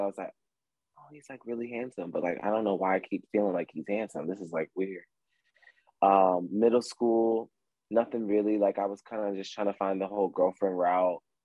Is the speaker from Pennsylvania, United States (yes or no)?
yes; Philadelphia, Pennsylvania, United States; I'm from Philadelphia, Pennsylvania